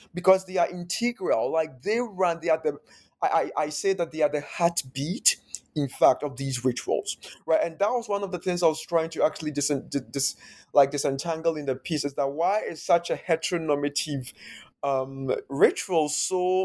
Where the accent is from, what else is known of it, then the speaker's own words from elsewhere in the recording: Ghana; first language Akan; English is a second language; moved away as an adult; now in United States; growing up in Ghana